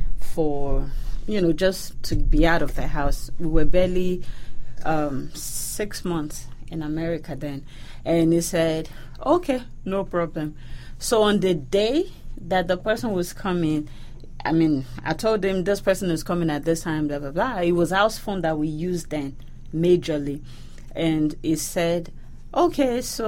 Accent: Ibadan, Oyo, Nigeria; moved away as an adult; now in United States; I was born in Nigeria. I was born in Ibadan, Oyo State.

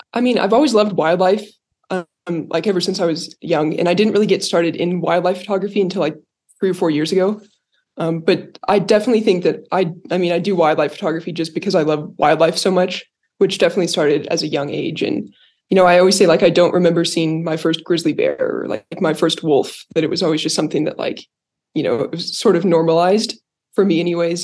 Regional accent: Cody, Wyoming, United States; I grew up in Cody

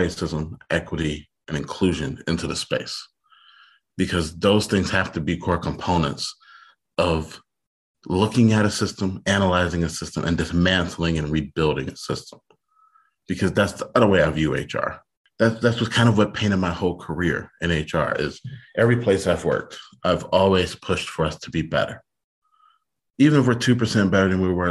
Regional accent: Detroit, Michigan, United States; I grew up in Detroit in the 80s when it was the murder capital of the country

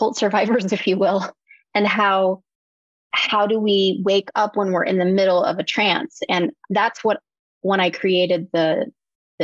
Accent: Eskridge, Kansas, United States; adjacent to a very small town, which was my mother's hometown of Eskridge, Kansas.

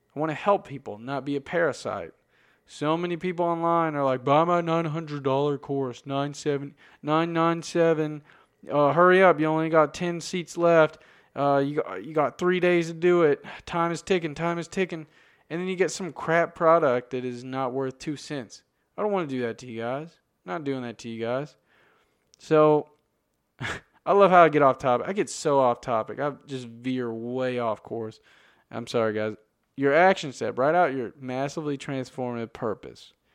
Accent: United States; I'm from America

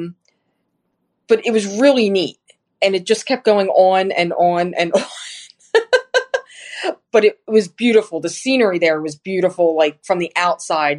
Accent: New Jersey, United States; I'm from New Jersey

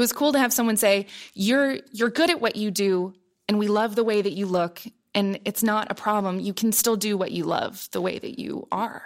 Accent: Columbus, Ohio, United States; moved away as an adult; growing up in Columbus

